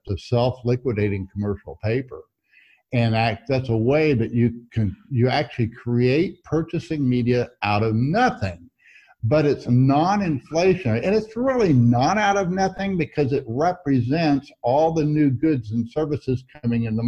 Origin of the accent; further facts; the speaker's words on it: Missouri, United States; I'm from Missouri